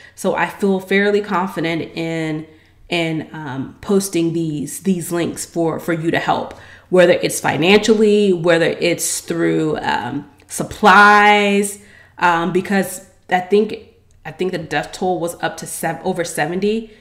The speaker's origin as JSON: {"language": "English", "country": "United States", "said": "I'm American"}